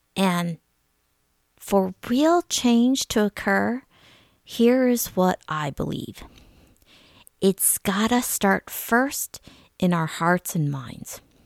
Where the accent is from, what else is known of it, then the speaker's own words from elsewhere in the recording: suburbs of Detroit, Michigan, United States; I grew up in Michigan. My family, we lived in various suburbs of Detroit